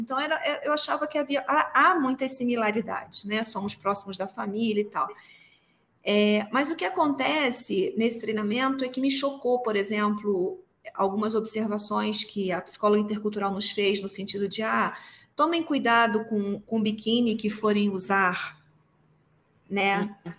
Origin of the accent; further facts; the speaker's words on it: Rio de Janeiro, Brazil; moved away as an adult; now in Mexico; eu sou carioca